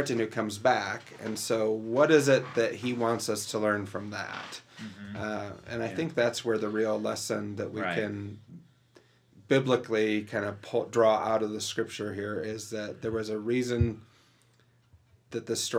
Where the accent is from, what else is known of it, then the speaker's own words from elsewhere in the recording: Detroit, Michigan, United States; I grew up in Detroit